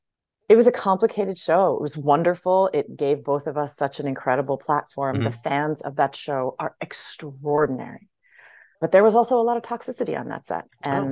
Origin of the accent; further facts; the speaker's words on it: Hawaii, United States; I'm from Hawaii